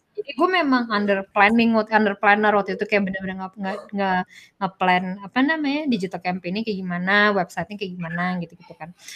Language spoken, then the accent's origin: Indonesian; Indonesia; moved away as an adult; now in Singapore; gue dari Indo